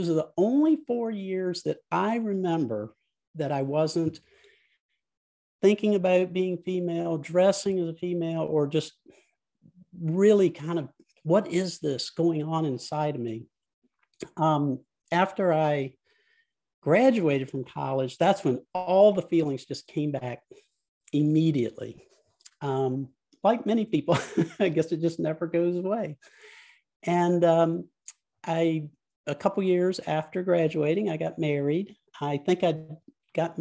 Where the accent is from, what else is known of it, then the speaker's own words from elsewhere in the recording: Central Virginia, United States; I grew up in Central Virginia in a very rural part of the state